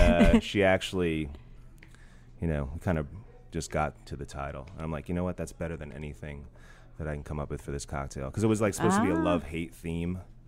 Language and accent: English; Hudson, New York, United States; now in New Orleans, United States; I'm from Hudson, New York.